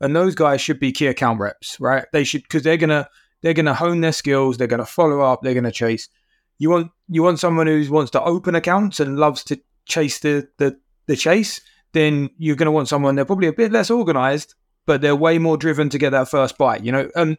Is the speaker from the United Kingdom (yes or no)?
yes; United Kingdom; Being a British guy, you go into small companies around here, then you go global.